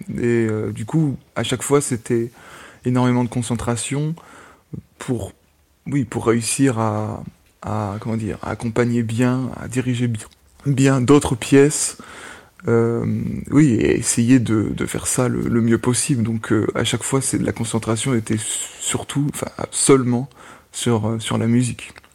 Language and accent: French; France; first language French; moved away as an adult; also born or lived in Amsterdam, Netherlands; now in Germany; en tant que Français, j'habite actuellement en Allemagne, j'ai étudié à Amsterdam